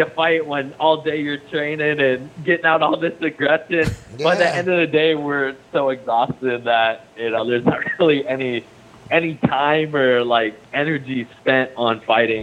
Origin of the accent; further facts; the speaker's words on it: Anchorage, Alaska, United States; moved away; also born or lived in Southern Oregon; I grew up in Alaska.